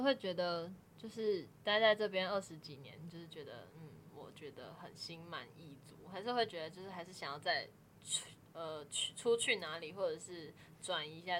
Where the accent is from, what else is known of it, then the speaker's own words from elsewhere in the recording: northern Taiwan, Taiwan; 我是北部人，